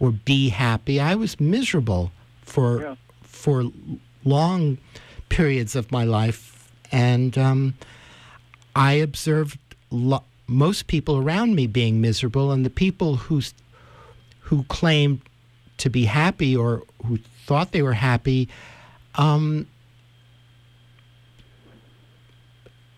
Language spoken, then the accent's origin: English; New York City, New York, United States; also born or lived in Spain; growing up in New York City.